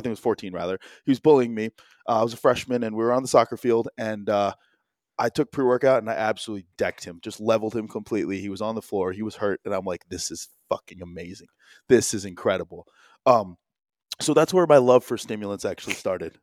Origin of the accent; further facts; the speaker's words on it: New Jersey, United States; also born or lived in Chicago; I was born in Chicago, but, uh, uh, Jersey boy for the most part.